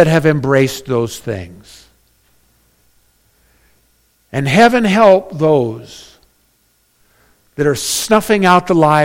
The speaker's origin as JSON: {"language": "English", "region": "Northern California", "country": "United States", "tie": "born or raised there", "said": "I was born in NorCal"}